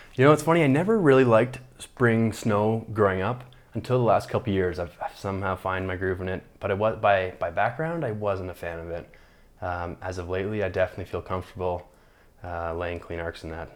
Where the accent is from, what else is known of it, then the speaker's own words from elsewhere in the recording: Calgary, Alberta, Canada; also born or lived in Toronto, Ontario; born in Toronto, Ontario, but, uh, moved out to Calgary with my family when I was four. So Calgary, Alberta is home. That's where I grew up.